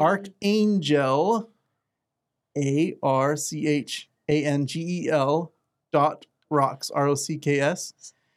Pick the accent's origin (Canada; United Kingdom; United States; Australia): United States; Arizona; I'm from Arizona